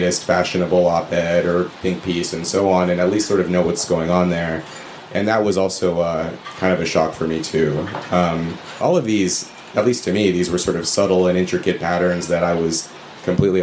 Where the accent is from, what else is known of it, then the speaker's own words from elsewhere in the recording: Red Bluff, California, United States; moved away as an adult; growing up in Red Bluff